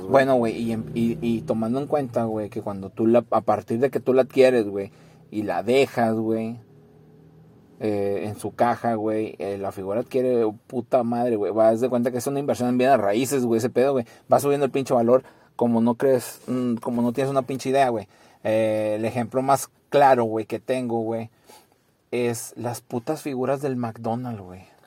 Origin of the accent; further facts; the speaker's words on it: San Pedro Garza García, Nuevo León, Mexico; now in Santa Catarina, Mexico; yo nací en San Pedro